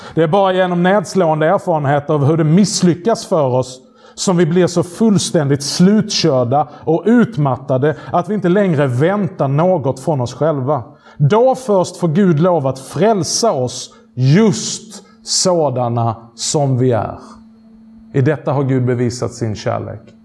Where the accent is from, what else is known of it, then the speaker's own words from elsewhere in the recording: Skåne, Sweden; accent: skånska; min skånska